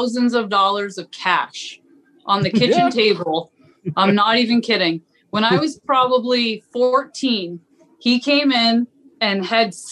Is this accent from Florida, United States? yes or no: no; Southwest Harbor, Maine, United States; I grew up on Southwest Harbor, so fishermen were, you know, I got woken up to clam diggers every morning